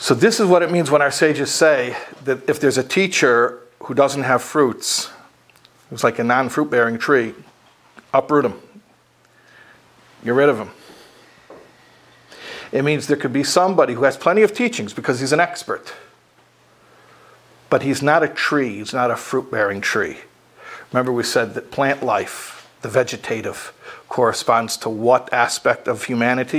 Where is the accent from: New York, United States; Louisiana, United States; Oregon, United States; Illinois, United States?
Illinois, United States; Chicago; When I was a kid growing up in Chicago